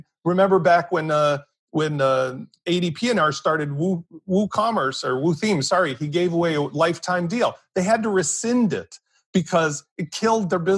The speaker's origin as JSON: {"language": "English", "region": "England", "country": "United Kingdom", "said": "I'm English."}